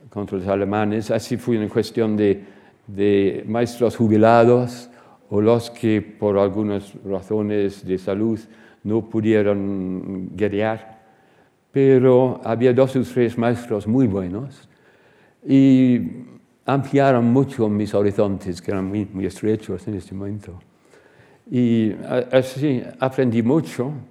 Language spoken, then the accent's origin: Spanish; Surrey, South East England, United Kingdom; Spanish is a second language; also born or lived in Reading; Y así nací en Reading, pero después de dos o tres años nombraron a mi padre como ah, director de un nuevo colegio para niños de 7 eh, hasta 12 o 13 años en el condado de Surrey, unas 20 millas de, Londres.